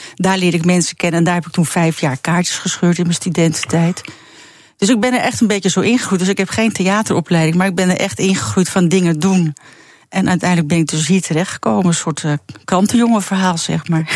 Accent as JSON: {"language": "Dutch", "country": "Netherlands", "said": "als echte Nederlander"}